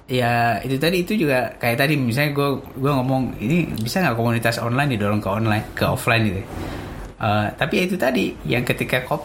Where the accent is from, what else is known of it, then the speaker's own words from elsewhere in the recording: Tasikmalaya, West Java, Indonesia; now in Jakarta, Indonesia; mungkin yang mungkin masih terjaga kampung saya di Tasik itu Tasik, masih